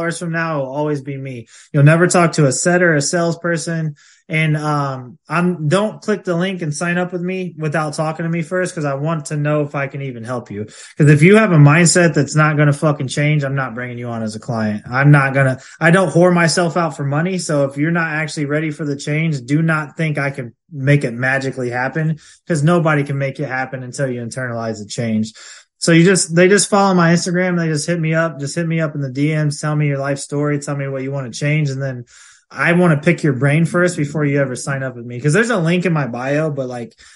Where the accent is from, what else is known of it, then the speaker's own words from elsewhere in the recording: Ohio, United States; I'm from Ohio.